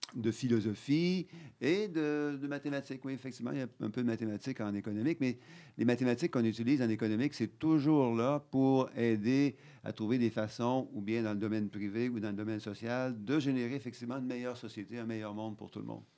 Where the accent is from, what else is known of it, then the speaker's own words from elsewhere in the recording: Quebec City, Quebec, Canada; also born or lived in Ottawa / Alberta / London; j'ai grandi à Beauport, dans, une mhm. ville qui n'était pas à l'époque dans Québec, mais qui est maintenant dans Québec